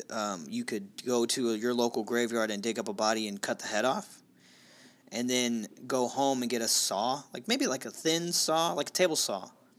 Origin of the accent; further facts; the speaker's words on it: Midwest, United States; accent: Midwestern; I've been holding off my Midwestern accent for this episode.